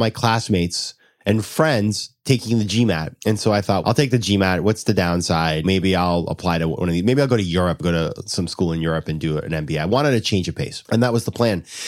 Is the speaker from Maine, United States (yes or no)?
yes; Sanford, Maine, United States; moved away as an adult; also born or lived in Washington, D.C.; I'm from a town called Sanford, Maine